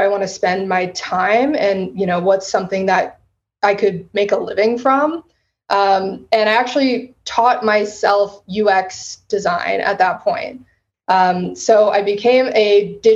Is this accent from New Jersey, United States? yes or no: no; San Antonio, Texas, United States; also born or lived in Western Massachusetts / Austin, Texas; I grew up in San Antonio